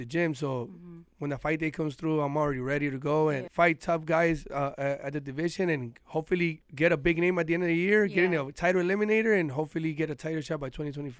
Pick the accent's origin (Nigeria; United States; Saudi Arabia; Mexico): Mexico; moved away; You know, my idol when I came from Mexico.